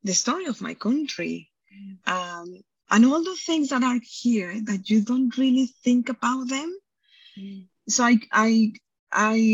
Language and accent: English; Mexico; now in United Kingdom; I'm from Mexico, hence the accent